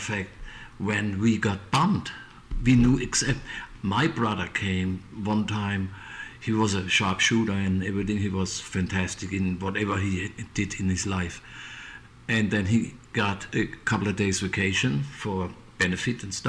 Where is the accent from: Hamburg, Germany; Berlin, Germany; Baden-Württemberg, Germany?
Baden-Württemberg, Germany; near Mannheim; English is a second language; moved away; my hometown was about 8 miles away from city of Mannheim.